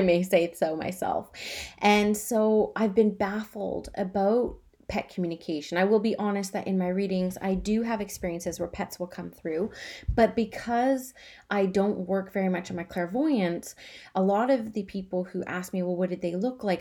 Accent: Canada; I'm Canadian.

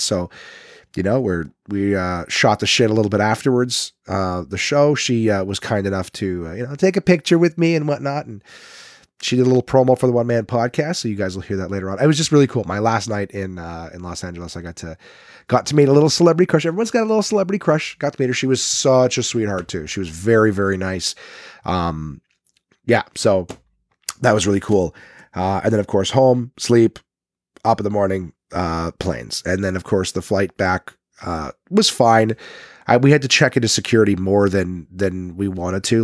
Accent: Ottawa, Ontario, Canada; accent: Nepean, Ottawa; moved away; I'm from Nepean.

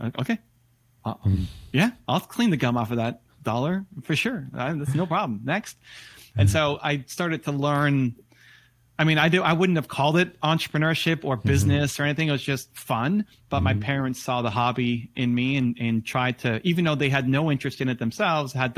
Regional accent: Toronto, Ontario, Canada; Toronto Blue Jays, my hometown team

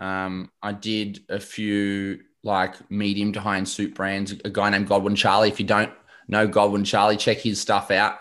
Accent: Shepparton, Victoria, Australia; I grew up in Shep.

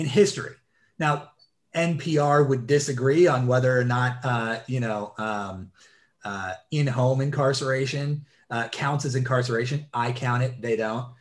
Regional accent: Elizabeth City, North Carolina, United States; now in Virginia, United States; I grew up down there. I'm from Elizabeth City, North Carolina

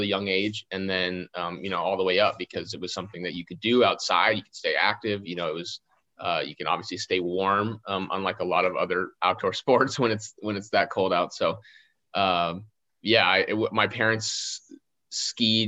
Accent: Fairbanks, Alaska, United States; I grew up in Fairbanks, Alaska, which is kind of in the middle of Alaska

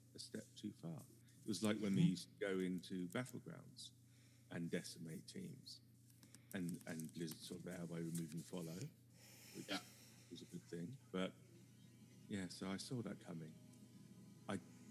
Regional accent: United Kingdom; I am your British correspondent.

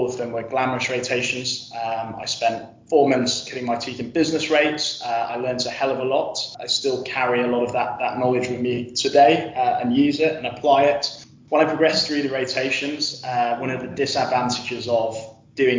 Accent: Yorkshire and the Humber, United Kingdom; I'm originally from North Yorkshire

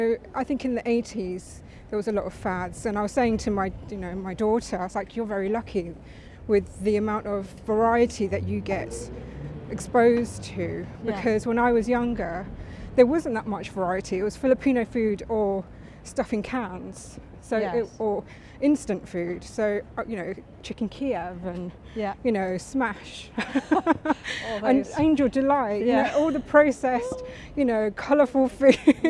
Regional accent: London, United Kingdom; Oh yeah, I was born in Barnet in London.

